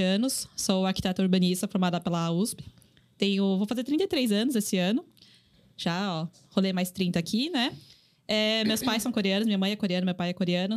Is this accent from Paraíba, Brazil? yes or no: no; São Paulo, Brazil; accent: paulista; also born or lived in Asunción, Paraguay; Vim para cá com sete anos. Desde então, sou paulista, bem paulista pelo sotaque